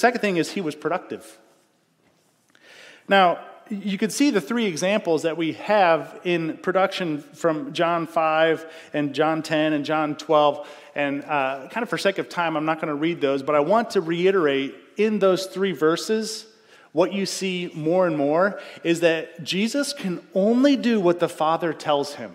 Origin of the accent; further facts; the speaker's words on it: United States; I'm an American